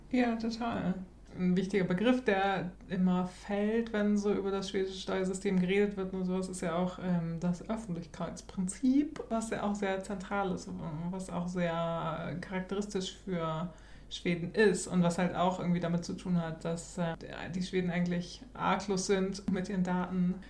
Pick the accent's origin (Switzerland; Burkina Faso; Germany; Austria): Germany; now in Sweden; wir als Deutsche